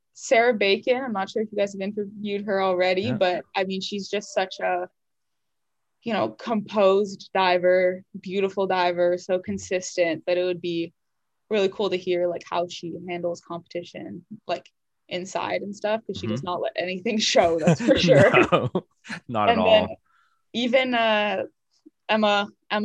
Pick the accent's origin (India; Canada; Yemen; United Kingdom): Canada; moved away as an adult; now in United States; I didn't, you know, grow up with in Canada